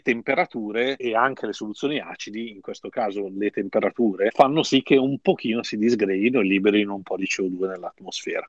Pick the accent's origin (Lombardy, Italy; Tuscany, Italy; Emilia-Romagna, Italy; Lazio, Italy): Lombardy, Italy; Milan; io sono di Milano